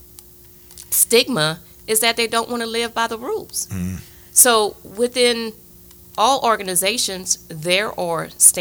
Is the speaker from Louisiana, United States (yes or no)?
yes; Lafayette, Louisiana, United States; moved away as an adult; return back to my hometown